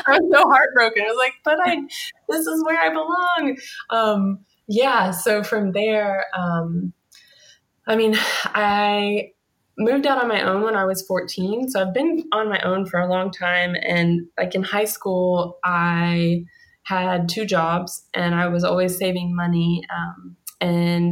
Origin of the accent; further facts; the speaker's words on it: Kentucky, United States; in Kentucky, the backwoods of Kentucky